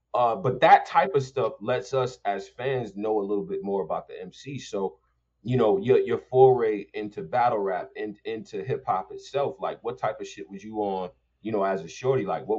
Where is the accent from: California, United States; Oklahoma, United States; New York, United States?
New York, United States; Rochester; I'm from Rochester, New York.